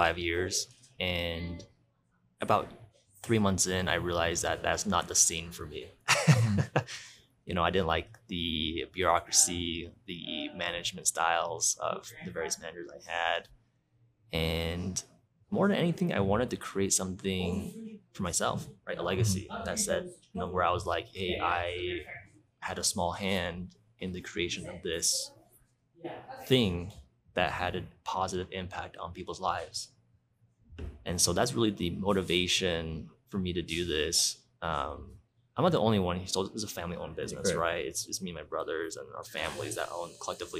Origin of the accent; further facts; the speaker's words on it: Provo, Utah, United States; also born or lived in Albuquerque, New Mexico; now in Provo, United States; I grew up in Utah, in Provo